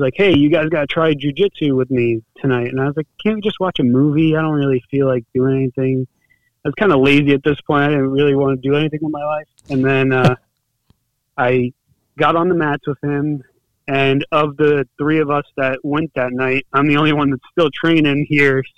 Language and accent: English; Monroe, New York, United States; also born or lived in Bronx, New York; I was born and raised in New York. Grew up in the Bronx until I was 8, and then I moved up to where our gym, where Trinity and I train at in Middletown, is located. I'm from Monroe, New York